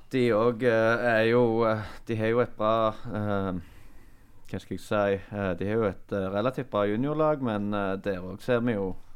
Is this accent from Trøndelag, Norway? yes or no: no; Lye, Rogaland, Norway; jeg er fra Lye